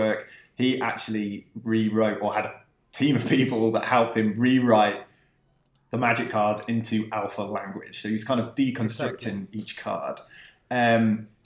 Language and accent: English; West Midlands, United Kingdom; I grew up in the West Midlands in the UK